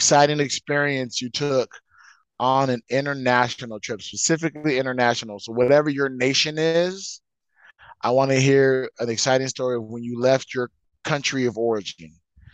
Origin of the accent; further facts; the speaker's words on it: Las Vegas, Nevada, United States; moved away; here in Vegas, usually in Vegas, and it's my hometown